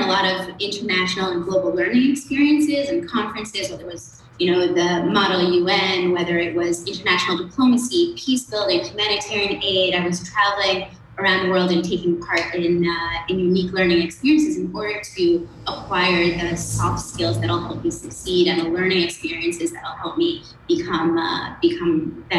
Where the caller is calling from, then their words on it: Tel Aviv, Tel Aviv District, Israel; I'm calling from our office in Tel Aviv.